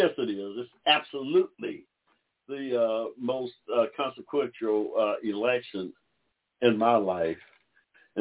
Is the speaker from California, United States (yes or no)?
no; Georgia, United States; As a fellow Georgian, as a American of African descent